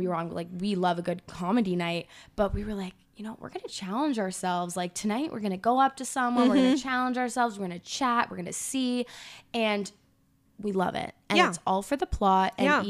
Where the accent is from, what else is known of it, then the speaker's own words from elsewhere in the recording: Scotland, United Kingdom; I'm Scottish.